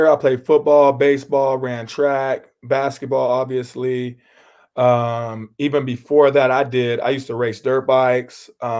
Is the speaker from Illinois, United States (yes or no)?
no; Boise, Idaho, United States; also born or lived in Meridian / Star / Middleton / New Mexico; I was born in Boise, and then I stayed in Meridian for a little bit. And then I went from Meridian to Star. I went to Star for kindergarten and first grade, I think. And then I went to Middleton.